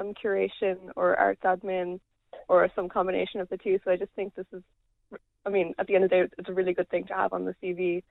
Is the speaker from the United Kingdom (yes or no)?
no; Abbeyleix, Laois, Ireland; I'm from Abbey Leaks